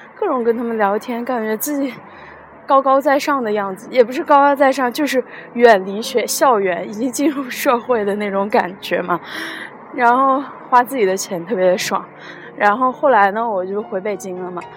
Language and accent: Chinese; Luoyang, Henan, China; accent: Luoyang dialect; 我们洛阳话说是死鬼